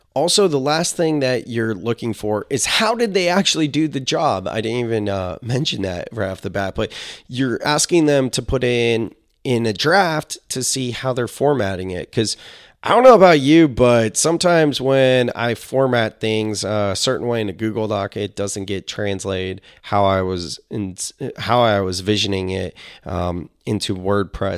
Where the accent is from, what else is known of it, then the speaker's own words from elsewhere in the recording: Silicon Valley, California, United States; I'm a millennial from Silicon Valley